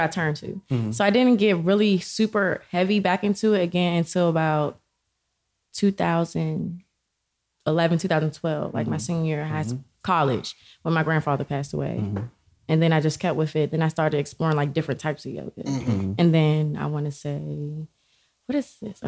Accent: Prince George's County, Maryland, United States; also born or lived in La Plata, Maryland; I'm from Maryland. Oh, I grew up in PG County

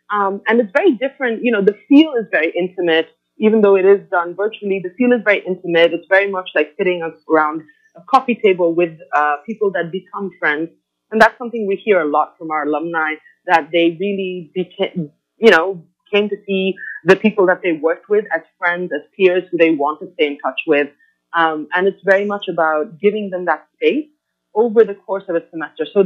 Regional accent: Oman; also born or lived in Bangladesh / India; now in United States; I was born in Bangladesh. My parents were expats who lived in Oman, and so that's where I grew up.

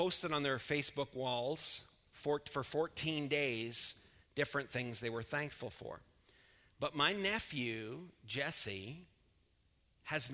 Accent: Scotland, United Kingdom; I'm Scottish.

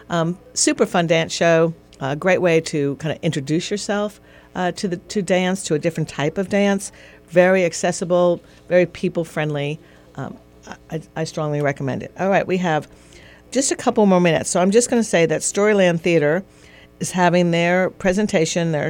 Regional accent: Long Island, New York, United States; now in Augusta, United States; I went to school in uh, New York, uh, growing up on Long Island. I had an Italian last name, but my mother was Irish

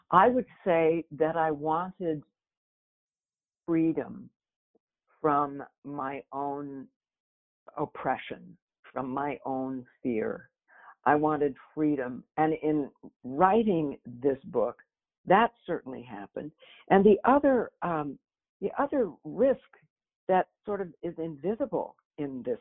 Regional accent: Minneapolis, Minnesota, United States; moved away as an adult; now in New York, United States; I took the risk of moving as a young person to New York. I was, you know, I came from Minneapolis. It was kind of a scary idea.

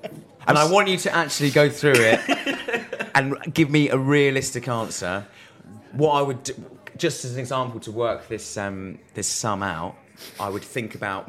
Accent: Maldon, East of England, United Kingdom; great Molden reference, that. This is where we grew up in Essex, by the way.

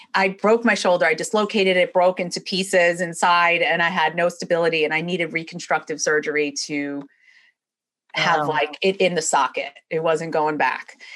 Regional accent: New York, United States; moved away as an adult; now in Florida, United States; originally I'm from New York. That will definitely come out and you'll hear it as I'm speaking. But I've been down here in Florida since 1997.

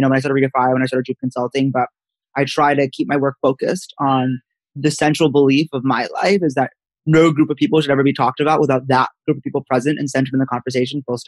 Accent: Princeton, New Jersey, United States; I'm from Princeton, New Jersey, where I am right now

